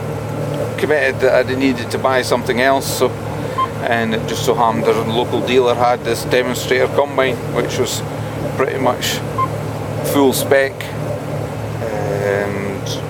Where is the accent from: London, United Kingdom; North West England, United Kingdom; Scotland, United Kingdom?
Scotland, United Kingdom